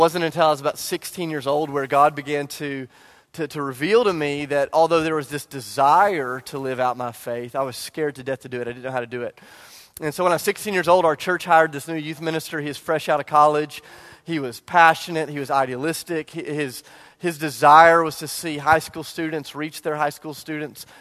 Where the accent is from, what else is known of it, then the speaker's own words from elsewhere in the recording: Charleston, South Carolina, United States; I grew up in Charleston